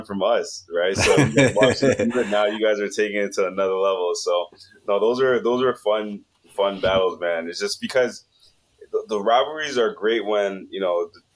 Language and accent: English; Mississauga, Ontario, Canada; also born or lived in Toronto; growing up in Mississauga